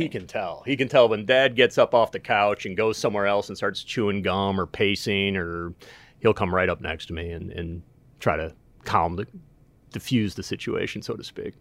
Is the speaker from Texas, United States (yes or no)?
no; Winnetka, Illinois, United States; growing up in Winnetka. I remember attending Hubbard Woods School